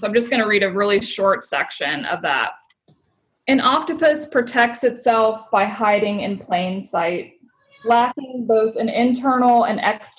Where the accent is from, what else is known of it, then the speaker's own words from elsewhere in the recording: South Carolina, United States; moved away as an adult; also born or lived in Cincinnati; So I grew up in South Carolina in a smaller town.